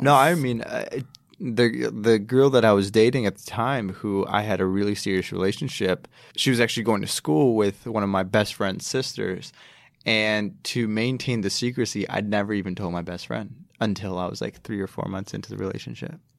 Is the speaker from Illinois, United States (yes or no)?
yes; Chicago, Illinois, United States; I grew up in Chicago.